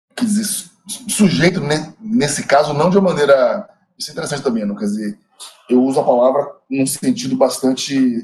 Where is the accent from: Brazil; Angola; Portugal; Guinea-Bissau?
Brazil; Bahia; eu sou baiano